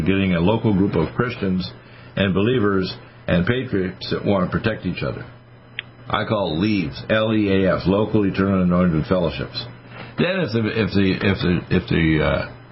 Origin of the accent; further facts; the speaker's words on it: Nova Scotia, Canada; moved away; also born or lived in Michigan; when I was raised in Nova Scotia